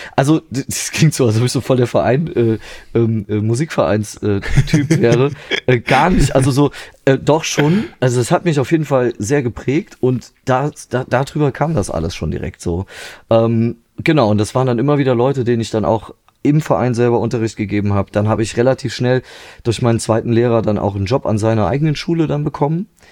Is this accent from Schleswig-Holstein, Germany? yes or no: no; near Trier, Rhineland-Palatinate, Germany; now in Vulkaneifel, Germany; ursprünglich bin ich aus der Nähe, also so direkter Nähe von Trier, so genau. Also da bin ich dann auch ja, bis ich Anfang 20 war, habe ich da gelebt, so bei meinen Eltern